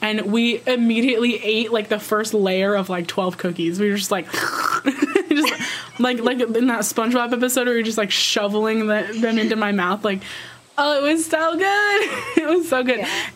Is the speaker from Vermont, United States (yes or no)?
yes; Vermont, United States; I'm from Vermont